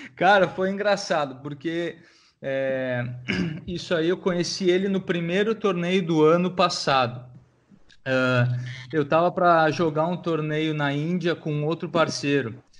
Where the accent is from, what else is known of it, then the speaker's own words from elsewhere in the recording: Brazil; eu sou brasileiro